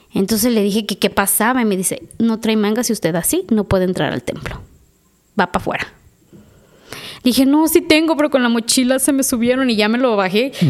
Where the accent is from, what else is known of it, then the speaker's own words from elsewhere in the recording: Mexico; somos mexicanos